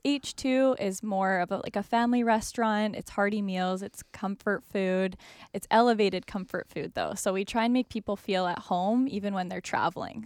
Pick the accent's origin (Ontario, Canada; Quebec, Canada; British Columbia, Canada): British Columbia, Canada; Vancouver Island; moved away as an adult; now in Vancouver, Canada; I'm from Vancouver Island originally